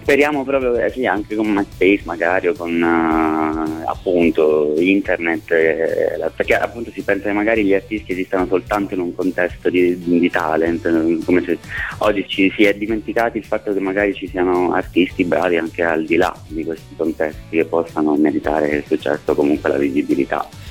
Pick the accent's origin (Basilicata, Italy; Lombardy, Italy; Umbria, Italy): Basilicata, Italy; moved away as an adult; now in Rome, Italy; io sono Lucano, sono della Basilicata ma vivo a Roma da 10 12 anni ormai